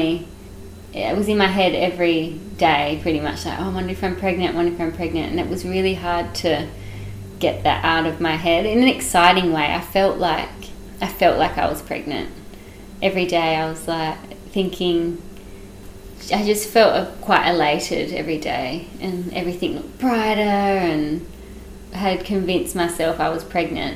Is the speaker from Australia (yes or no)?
yes; Western Australia, Australia; now in Yarra Valley, Australia; we live in the Yarra Valley. My partner's in winemaking, and we're originally from Western Australia.